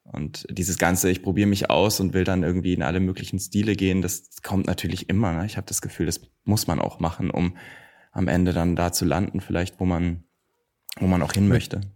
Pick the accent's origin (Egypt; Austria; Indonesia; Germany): Germany; near Nuremberg, Franconia, Bavaria; now in Berlin, Germany; Ich komme aus der Nähe von Nürnberg, aus Rot.